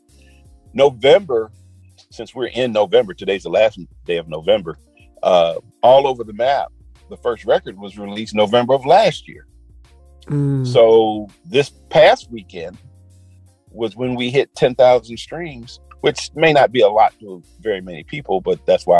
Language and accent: English; Chicago, Illinois, United States; now in Atlanta, United States; I grew up in Chicago